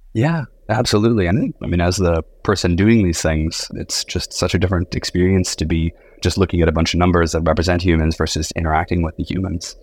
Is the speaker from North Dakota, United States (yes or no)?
yes; North Dakota, United States; grew up in North Dakota.